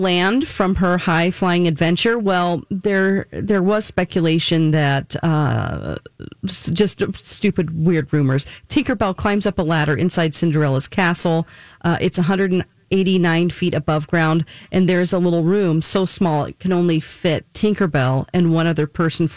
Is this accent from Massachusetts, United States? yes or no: no; Orange County, California, United States; I'm from Orange County, California